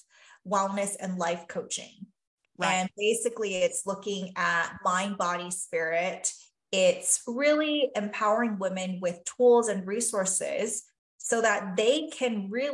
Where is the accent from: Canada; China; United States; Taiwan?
Taiwan; moved away; I grew up in Taiwan and a traditional Chinese background and values